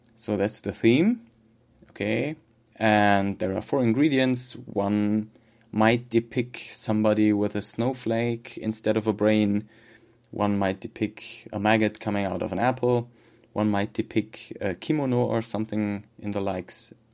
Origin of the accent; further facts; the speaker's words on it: Germany; accent: German; English is a second language; my terrible German accent